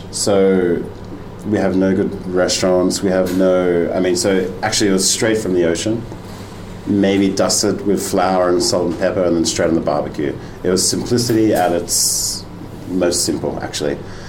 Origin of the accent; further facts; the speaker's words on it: Australia; moved away as an adult; also born or lived in London; now in Denmark; I'm an Australian chef who now lives in Denmark. My background is restaurants in Sydney, and then moved to London.